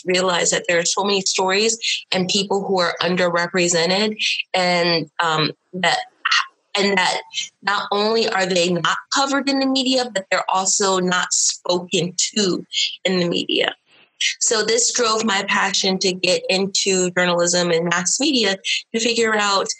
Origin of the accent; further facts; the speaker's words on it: Washington, District of Columbia, United States; moved away; also born or lived in Midwest; Growing up in the D.C. metropolitan area